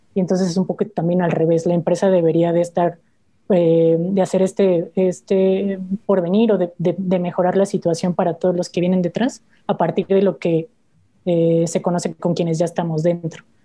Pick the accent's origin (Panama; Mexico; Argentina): Mexico; como familia mexicana